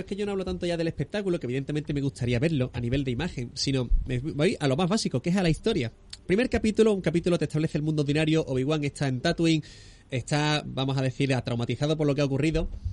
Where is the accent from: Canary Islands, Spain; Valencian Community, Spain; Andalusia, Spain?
Andalusia, Spain; Barbate; Hemos estado grabando en Barbate, que es mi tierra también